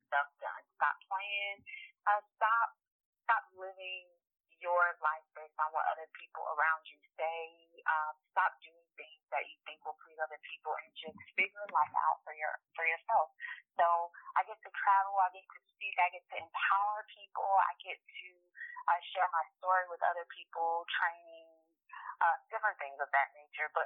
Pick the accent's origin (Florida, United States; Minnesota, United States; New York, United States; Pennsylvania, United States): Florida, United States; Miami; also born or lived in China; I am from the 305 ah. Miami all day.